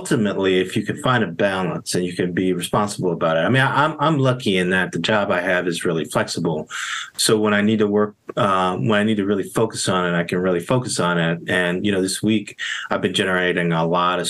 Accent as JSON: {"language": "English", "town": "Gary", "region": "Indiana", "country": "United States", "tie": "born or raised there", "said": "I grew up in Gary, Indiana"}